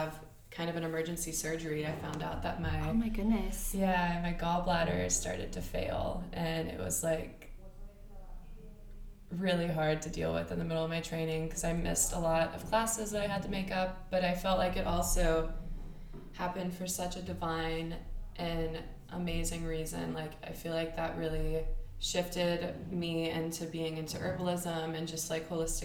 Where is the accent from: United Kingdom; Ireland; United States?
United States; Florida; also born or lived in Alabama; I was born in Alabama, but I moved to Florida when I was in fourth grade. So my time has been kind of split between Alabama